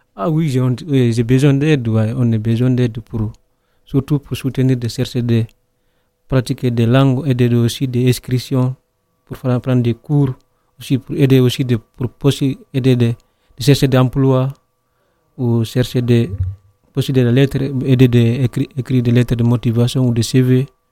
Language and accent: French; Guinea; now in Nyon, Switzerland; je viens de Guinée, j'ai 26 ans, j'habite à Nyon